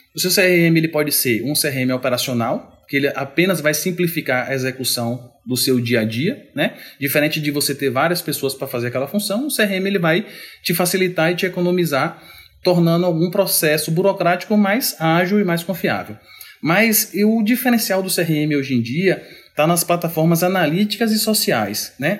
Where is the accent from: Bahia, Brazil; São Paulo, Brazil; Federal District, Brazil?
Bahia, Brazil; Mundo Novo; also born or lived in Salvador; Eu sou do sertão da Bahia. Eu sou de uma cidadezinha chamada Mundo Novo.